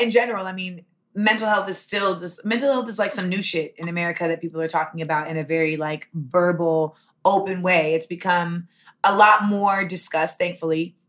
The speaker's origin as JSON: {"language": "English", "town": "Los Angeles", "region": "California", "country": "United States", "tie": "born or raised there", "also_born_or_lived": "Orlando, Florida / New York", "moved": "yes", "said": "I was born in Los Angeles. My mother is from Grenada. My father is from Boston, but I was raised solely by my mm-hmm. mother"}